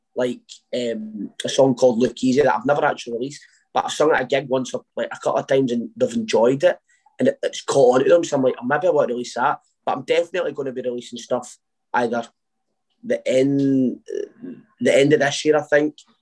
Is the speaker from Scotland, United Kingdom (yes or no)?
yes; Uddingston, Scotland, United Kingdom; now in Wishaw, United Kingdom; I grew up in Uddingston.